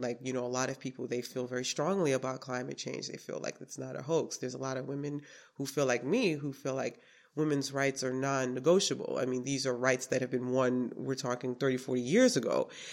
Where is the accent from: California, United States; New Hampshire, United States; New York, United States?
New York, United States; New York City; also born or lived in Brooklyn, New York; now in Schenectady, United States; I was born in Brooklyn and I was raised in Queens, New York